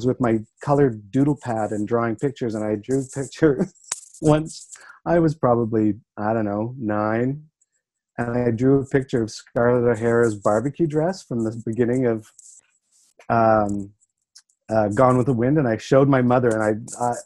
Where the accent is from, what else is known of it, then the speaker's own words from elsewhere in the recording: Saskatchewan, Canada; I grew up in Saskatchewan in the 70s.